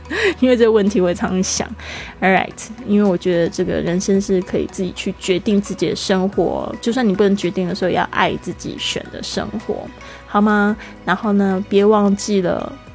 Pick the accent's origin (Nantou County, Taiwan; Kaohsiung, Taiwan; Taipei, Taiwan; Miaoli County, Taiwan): Kaohsiung, Taiwan; 我们现在都是在这个南部的高雄大城市，那我是在那边出生长大